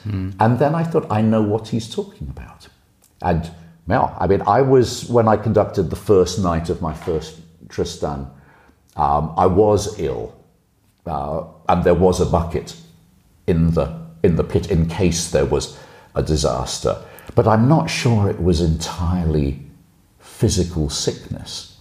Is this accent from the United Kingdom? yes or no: yes; Liverpool, North West England, United Kingdom; now in Germany; my hometown